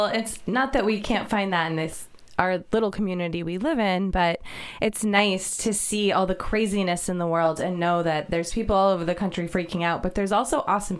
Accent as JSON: {"language": "English", "town": "Boston", "region": "Massachusetts", "country": "United States", "also_born_or_lived": "Indiana", "moved": "yes", "lives_now": "Shasta County, United States", "said": "So we happen to live there, which is really cool because I'm from Boston, Massachusetts, where nobody is like that at all."}